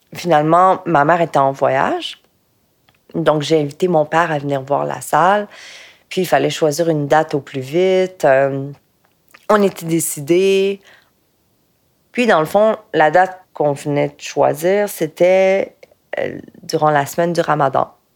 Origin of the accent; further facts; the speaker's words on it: Quebec, Canada; je suis née au Québec